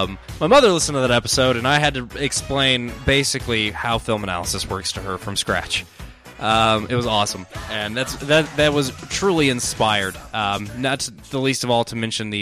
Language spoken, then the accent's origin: English; United Kingdom; I am British.